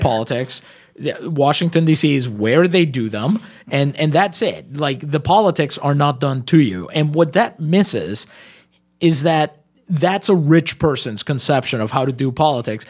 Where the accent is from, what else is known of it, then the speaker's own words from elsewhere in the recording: Puerto Rico; first language Spanish; English is a second language; I'm Puerto Rican.